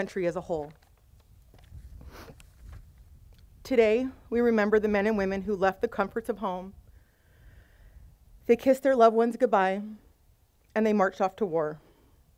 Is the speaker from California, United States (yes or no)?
yes; Simi Valley, California, United States; I grew up right here in Simi Valley and graduated from Simi High in 1995